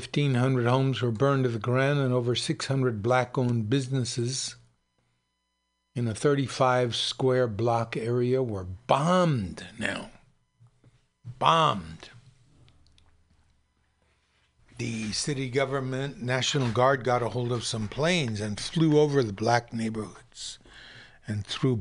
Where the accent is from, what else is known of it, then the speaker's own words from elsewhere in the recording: Oakland, California, United States; which is understandable, but also not understandable because I'm from Oakland.